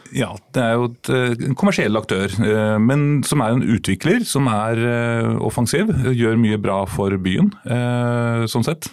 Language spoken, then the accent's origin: Norwegian; Sarpsborg, Østfold, Norway; now in Oslo, Norway; Jeg er innflytter, som over halvparten av Oslos befolkning er. Jeg er opprinnelig fra Sarpsborg.